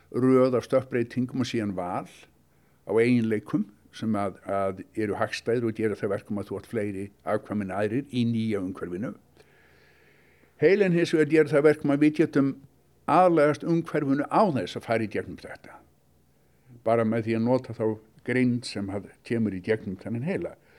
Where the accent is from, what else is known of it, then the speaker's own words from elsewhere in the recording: Reykjavík, Capital Region, Iceland; moved away as an adult; also born or lived in United States; ólst upp í Reykjavík